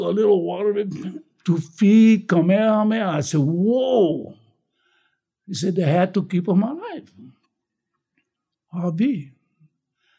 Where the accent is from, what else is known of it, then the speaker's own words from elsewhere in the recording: North Kohala, Hawaii, United States; also born or lived in Waianae, Oahu; when I was growing up in Koala, we never called that Koala High